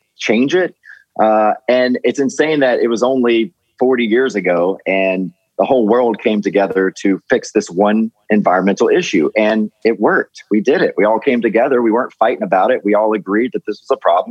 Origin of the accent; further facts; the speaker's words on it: Ellisville, Mississippi, United States; also born or lived in Laurel, Mississippi; I actually grew up in a place called Ellisville, Mississippi